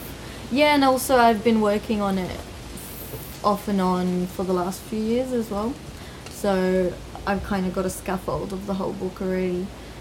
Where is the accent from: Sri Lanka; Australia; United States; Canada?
Australia; Iraqi. Both my parents are Iraqi, but I was born and raised in Australia.